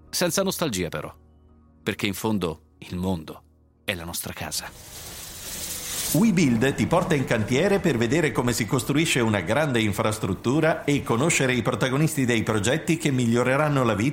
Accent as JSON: {"language": "Italian", "region": "Sicily", "country": "Italy", "said": "Dal 2019 sono tornato a vivere in Sicilia, con la cocciuta convinzione di fare qualcosa di buono per la mia terra."}